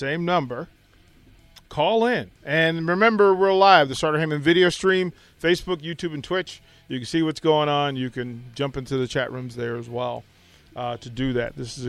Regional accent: Washington, District of Columbia, United States; also born or lived in Utah; now in Lincoln, United States; I'm not from here either, so I had to. So I'm originally from D.C.

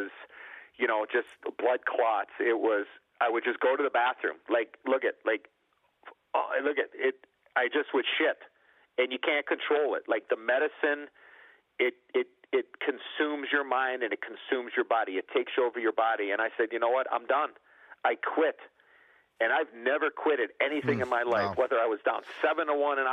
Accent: Chicago, Illinois, United States; I was an American kid and I was from Chicago

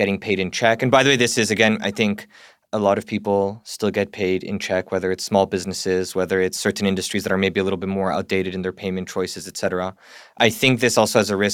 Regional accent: Canada; moved away as an adult; now in United Kingdom; I'm Canadian. I've never lived in America.

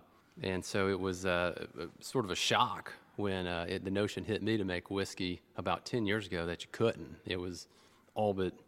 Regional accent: near Lynchburg, Tennessee, United States; I grew up near Lynchburg

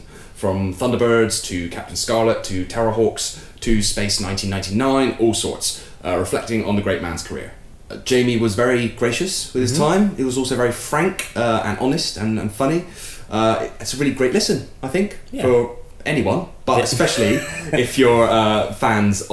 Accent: Cornwall, South West England, United Kingdom; accent: Cornish; my Cornish accent

